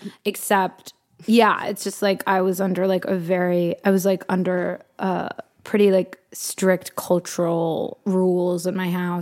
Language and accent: English; Los Angeles, California, United States; also born or lived in New York; I was born in New York, and then they moved me tragically Los Angeles.